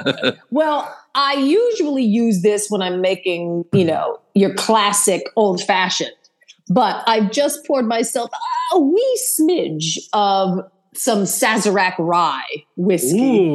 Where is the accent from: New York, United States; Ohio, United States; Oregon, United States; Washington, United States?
Ohio, United States; Akron; I grew up in Akron, Ohio